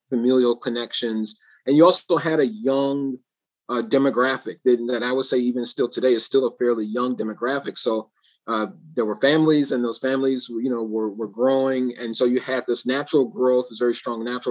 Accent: Chicago, Illinois, United States; also born or lived in LeClaire Courts, Chicago; I moved from the LeClaire Courts Public Housing Development when I was 3 years old, you know, to the third floor of a three flat in Gresham

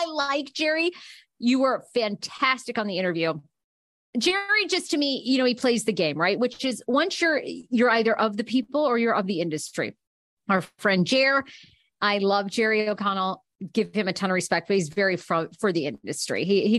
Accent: Scotland, United Kingdom; I mean, I am Scottish.

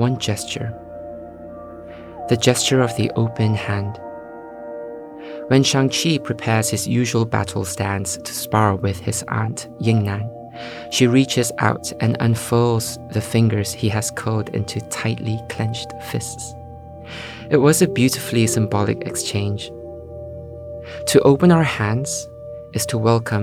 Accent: Malaysia; now in London, United Kingdom; growing up in Malaysia

